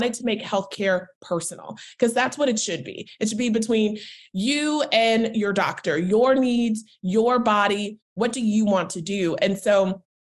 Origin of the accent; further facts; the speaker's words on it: Charlotte, North Carolina, United States; moved away as an adult; also born or lived in Washington, D.C.; now in New York, United States; I'm originally from Charlotte, North Carolina